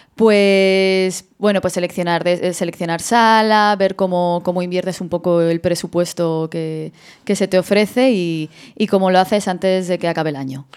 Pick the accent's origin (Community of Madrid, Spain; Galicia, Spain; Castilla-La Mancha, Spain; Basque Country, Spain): Community of Madrid, Spain; Madrid; yo soy de Madrid